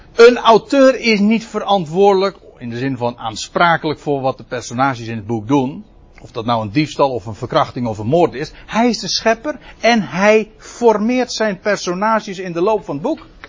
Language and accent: Dutch; Netherlands; als Nederlander